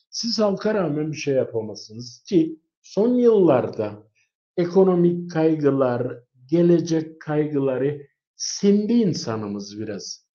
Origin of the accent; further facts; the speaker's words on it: Cyprus; bir Kıbrıslı olarak